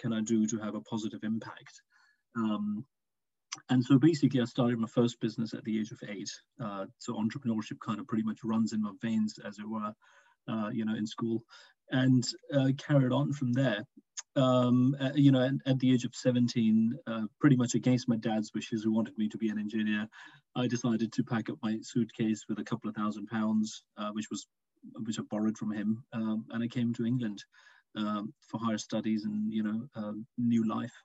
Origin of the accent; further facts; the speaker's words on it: Pakistan; I was born and raised in Pakistan.